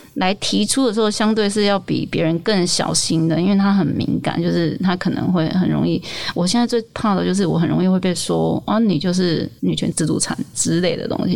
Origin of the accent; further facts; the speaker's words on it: Taiwan; 我身为台湾人觉得超骄傲的